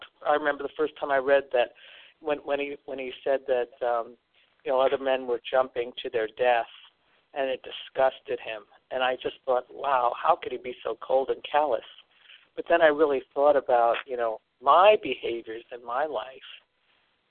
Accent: Long Island, New York, United States; I was raised on Long Island

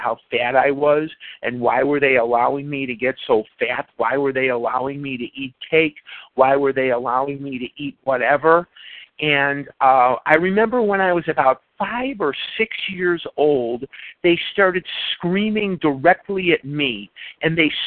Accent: Chicago, Illinois, United States; now in Scottsdale, United States; I'm originally born and raised in Chicago. I currently reside in Scottsdale, Arizona

